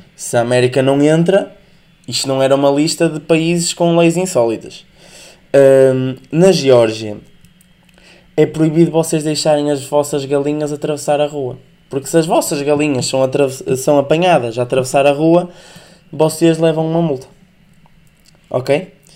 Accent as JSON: {"language": "Portuguese", "area": "the North", "region": "Northern Portugal", "country": "Portugal", "said": "como sou do Norte"}